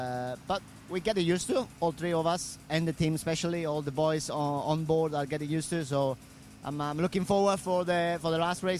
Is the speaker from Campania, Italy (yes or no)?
no; Rome, Lazio, Italy; I'm coming from Rome. It's a big city with so much traffic